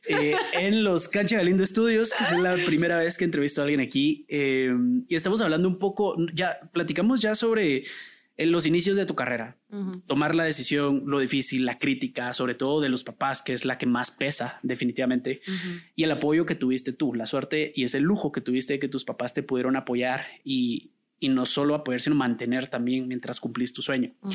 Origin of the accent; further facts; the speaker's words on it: Guatemala; los guatemaltecos tenemos un acento neutral